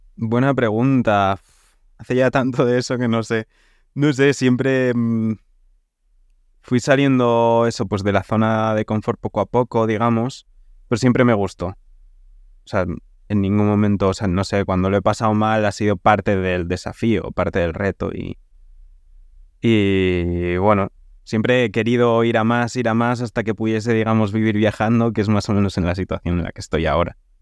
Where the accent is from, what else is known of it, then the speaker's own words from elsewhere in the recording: Segovia, Castile and León, Spain; yo soy de Segovia